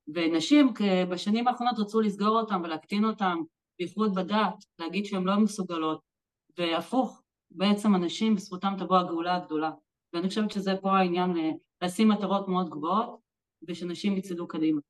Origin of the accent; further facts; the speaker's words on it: Jerusalem, Jerusalem District, Israel; אני גדלתי בבית חילוני, בירושלים